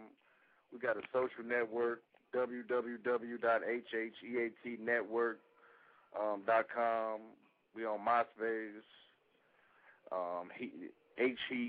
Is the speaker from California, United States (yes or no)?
no; Long Island, New York, United States; I'm from Long Island, New York.